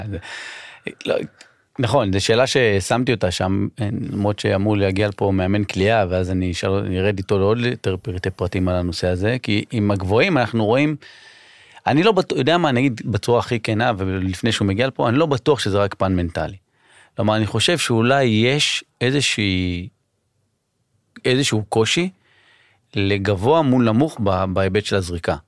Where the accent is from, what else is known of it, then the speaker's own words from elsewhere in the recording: Israel; אני ישראלי